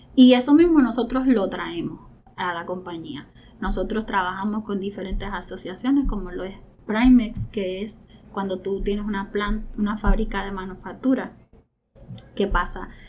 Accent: Venezuela; now in Puerto Rico; nosotros somos venezolanos, Roberto y yo

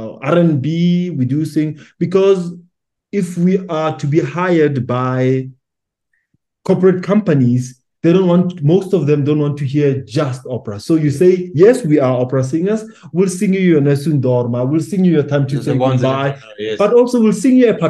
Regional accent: Pretoria, Gauteng, South Africa; now in Johannesburg, South Africa; I'm based in Johannesburg as much as I'm from Pretoria, but I'm based in Johannesburg

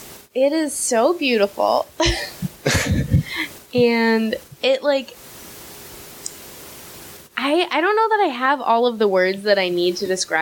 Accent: Nashville, Tennessee, United States; I grew up in Nashville, Tennessee

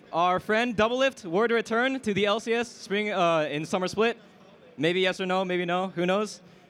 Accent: Indiana, United States; I'm from Indiana.

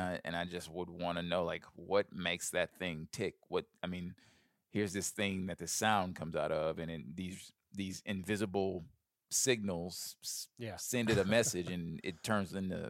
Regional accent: Birmingham, Alabama, United States; So I grew up in Birmingham, Alabama. I was a very overweight kid from a young age

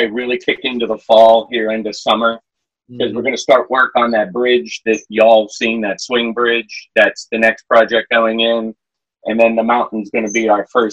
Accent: Pennsylvania, United States; now in Virginia, United States; growing up in Pennsylvania

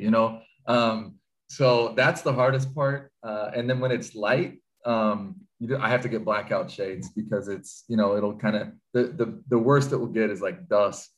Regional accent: Pacific Northwest, United States; growing up in the Pacific Northwest

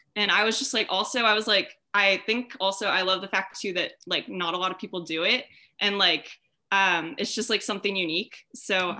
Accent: Orange County, California, United States; I'm from Orange County, California

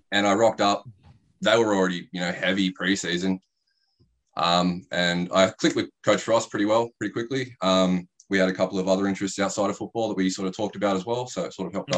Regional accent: Bawley Point, New South Wales, Australia; now in Canberra, Australia; I grew up in Bully Point, which is outside yep. of Ulladulla.

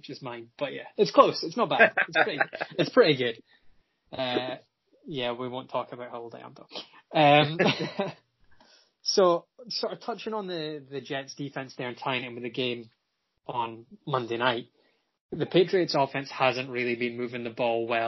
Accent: United Kingdom; I'm British

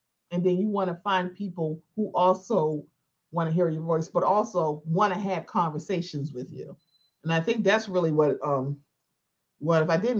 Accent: Baltimore, Maryland, United States; I'm from Baltimore

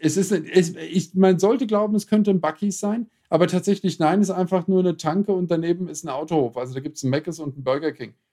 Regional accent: Germany; ich bin als Deutscher enttarnt

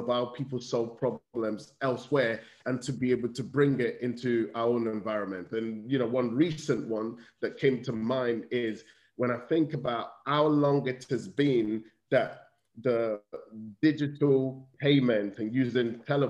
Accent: United Kingdom; I'm fortunate that I see myself as both British and Nigerian, and I have both perspectives in many ways.

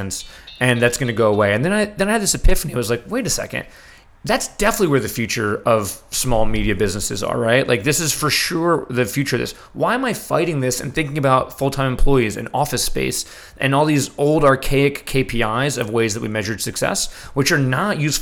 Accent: New York City, New York, United States; I grew up in New York City

